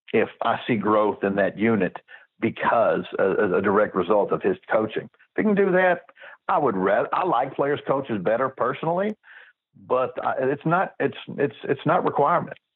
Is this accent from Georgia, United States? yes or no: no; Texas, United States; it's my home state that I've always liked. And it would be Texas